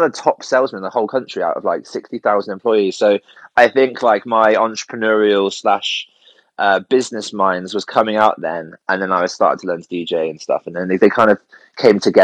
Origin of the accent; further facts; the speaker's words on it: Cornwall, South West England, United Kingdom; also born or lived in Somerset; Well, I grew up in Cornwall, and then we moved up to Somerset when I was a kid